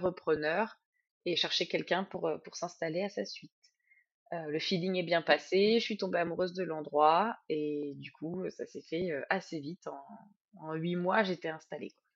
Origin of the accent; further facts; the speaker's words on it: Sologne, southern Loir-et-Cher, Centre-Val de Loire, France; je viens du Loir-et-Cher, au sud du Loir-et-Cher, dans le coin qui s'appelle la Sologne